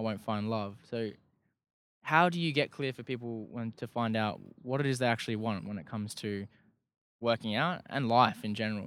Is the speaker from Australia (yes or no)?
yes; Perth, Western Australia, Australia; I'm from Perth.